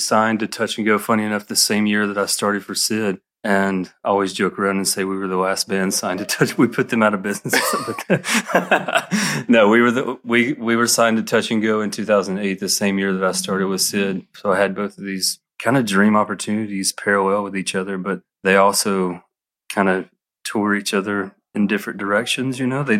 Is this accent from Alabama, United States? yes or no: yes; Alabama, United States; moved away as an adult; now in Atlanta, United States; I grew up in Alabama